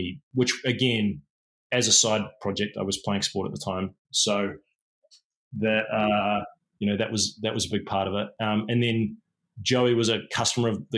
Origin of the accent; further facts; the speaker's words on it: New Zealand; moved away; also born or lived in England / San Francisco; I am a Kiwi. I am a New Zealander. It's where I'm from.